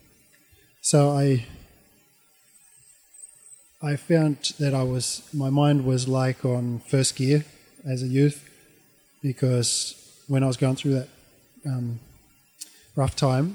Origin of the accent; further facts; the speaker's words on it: Australia; moved away as an adult; also born or lived in Auckland, New Zealand / Japan / Tanzania; now in New Zealand; when I was growing up in Australia